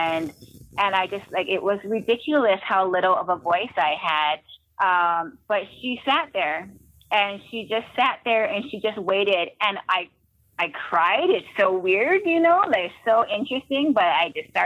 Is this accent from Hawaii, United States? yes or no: yes; Hawaii, United States; I grew up in Hawaii